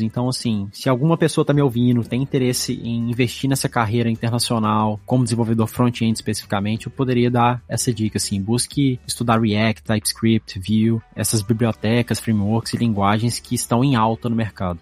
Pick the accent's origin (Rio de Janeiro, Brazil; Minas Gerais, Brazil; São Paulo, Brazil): Minas Gerais, Brazil; Belo Horizonte; moved away as an adult; now in Sunnyvale, United States; eu sou de Belo Horizonte, Minas Gerais.